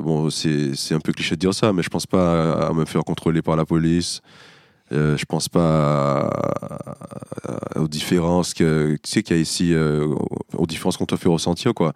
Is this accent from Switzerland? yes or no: no; Martinique; born or raised there; moved away as an adult; now in Paris, France